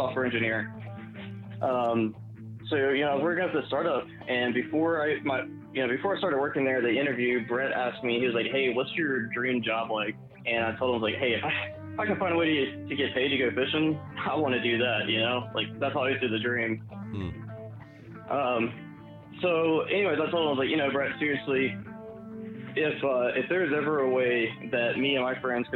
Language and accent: English; Gulf Coast of Mississippi, United States; moved away as an adult; now in South Carolina, United States; I grew up on the Gulf Coast of Mississippi